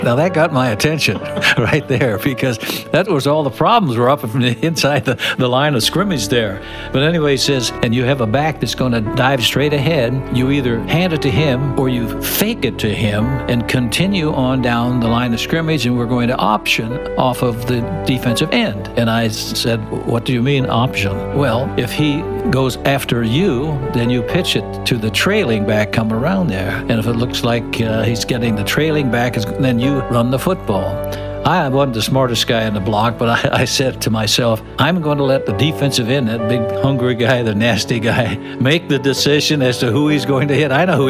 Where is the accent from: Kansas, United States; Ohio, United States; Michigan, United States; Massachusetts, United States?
Ohio, United States; Alliance; I'm from Ohio